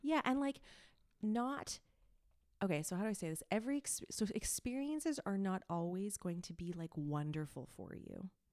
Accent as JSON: {"language": "English", "town": "Montreal", "region": "Quebec", "country": "Canada", "tie": "born or raised there", "also_born_or_lived": "Toronto", "first_language": "English", "moved": "as an adult", "said": "I am from a suburb in Montreal, but I usually just say Montreal 'cause that's easier."}